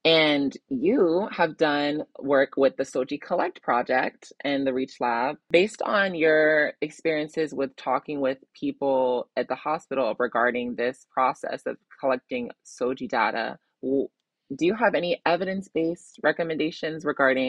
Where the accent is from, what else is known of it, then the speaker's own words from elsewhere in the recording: Georgia, United States; I'm from the South, I'm from Georgia.